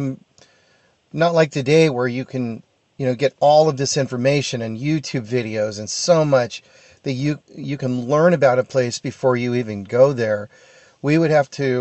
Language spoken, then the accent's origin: English; Arnold, California, United States; moved away as an adult; also born or lived in Sonora, California / Bay Area, California; now in Bend, United States; I was born in Sonora, but I grew up in Arnold